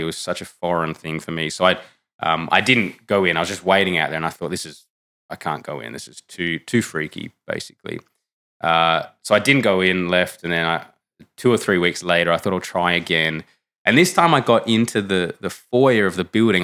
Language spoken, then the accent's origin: English; Canberra, Australian Capital Territory, Australia; moved away; I'm from Canberra originally, which is a very, uh, secular, um, part of Australia.